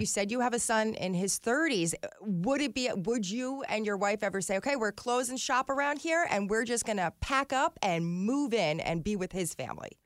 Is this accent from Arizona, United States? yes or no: no; New Jersey, United States; I grew up in New Jersey